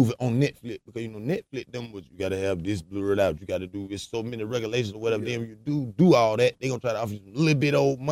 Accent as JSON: {"language": "English", "town": "Atlanta", "region": "Georgia", "country": "United States", "also_born_or_lived": "The Bluff, Atlanta", "said": "I'm originally from Vine City"}